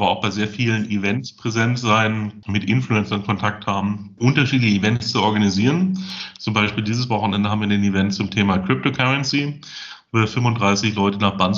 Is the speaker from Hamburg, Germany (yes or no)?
no; Munich, Bavaria, Germany; born or raised there; moved away as an adult; also born or lived in Salzburg / Russia / United States / London; now in Bulgaria